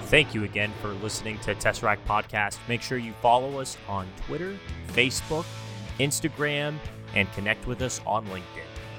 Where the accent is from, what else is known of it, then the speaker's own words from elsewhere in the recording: Dallas, Texas, United States; I'm from Dallas